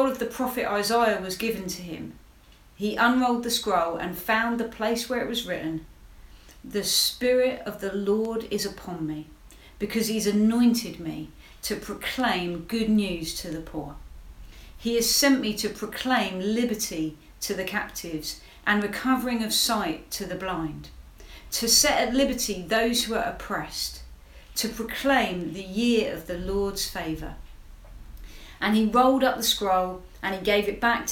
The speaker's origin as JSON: {"language": "English", "town": "Hastings", "region": "South East England", "country": "United Kingdom", "said": "I'm from Hastings, which is actually one of the most deprived towns in the country"}